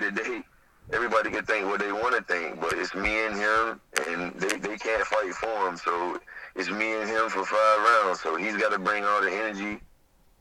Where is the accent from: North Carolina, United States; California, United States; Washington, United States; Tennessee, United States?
North Carolina, United States; Smithfield; I'm from Smithfield, you know, North Carolina, Joko, you know, full of rednecks